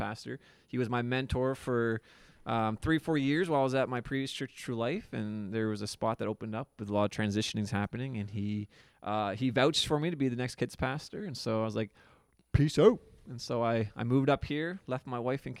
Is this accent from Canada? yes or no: yes; St. John's, Canada; moved away as an adult; now in Miramichi, Canada; I'm from St. John's